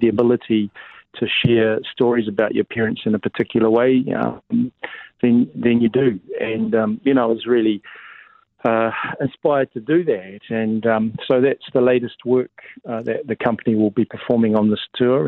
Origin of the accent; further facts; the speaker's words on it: Porirua, Wellington, New Zealand; now in Auckland, New Zealand; I'm a Creek boy. Uh, I grew up in Porirua. I'm um, in Cannons Creek